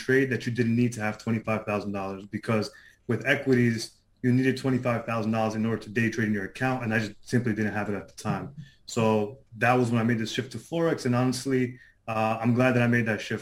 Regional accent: New York City, New York, United States; So I'm from Queens, New York, if people are familiar with that. I lived here my whole life. I was born here in Queens

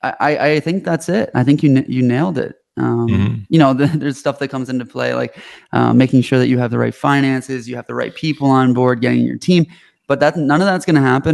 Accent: Canada; moved away as an adult; now in United States; I'm Canadian. I moved to the States when I founded this company

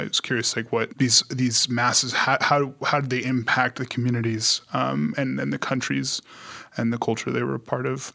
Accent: Long Beach, California, United States; I hail from Long Beach, California

